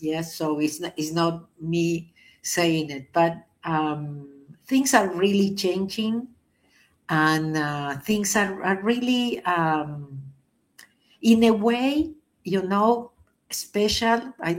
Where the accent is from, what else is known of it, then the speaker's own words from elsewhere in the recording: New York, United States; I am from New York.